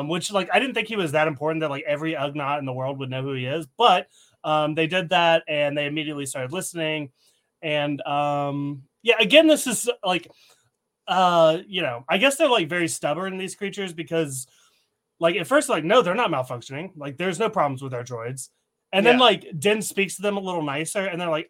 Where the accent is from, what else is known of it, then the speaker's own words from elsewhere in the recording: Tennessee, United States; I'm from Tennessee, right? I grew up with Southern hospitality.